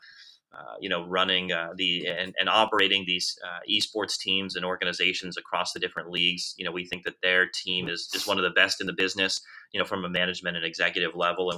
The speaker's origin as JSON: {"language": "English", "region": "South Florida", "country": "United States", "tie": "born or raised there", "said": "I grew up in South Florida"}